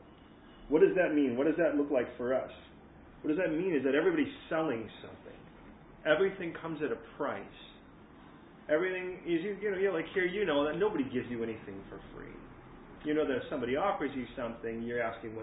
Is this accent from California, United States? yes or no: yes; California, United States; now in London, United Kingdom; coming from California, the connotations of coming from California are very different from coming from America